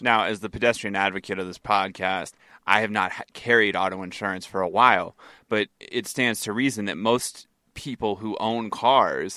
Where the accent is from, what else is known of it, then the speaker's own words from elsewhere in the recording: United States; I'm an American